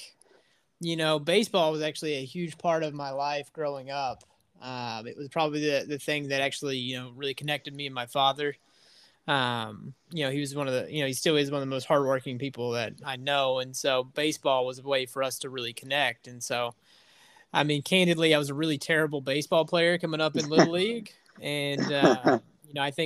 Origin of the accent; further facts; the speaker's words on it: near the Kentucky border and Bristol, southwest Virginia, United States; accent: southern twang; I'm on the complete opposite side of the state of Virginia of you. I'm right on the Kentucky border. So I don't know if you can hear my southern twang. It tends to pop out after I go back home for a couple days